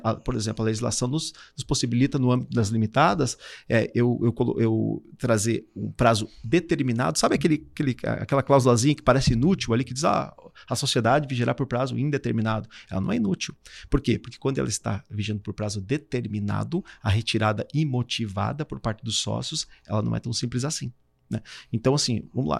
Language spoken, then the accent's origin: Portuguese; Curitibanos, Santa Catarina, Brazil; moved away as an adult; now in Florianópolis, Brazil; sou natural do Curitibano, sou catarinense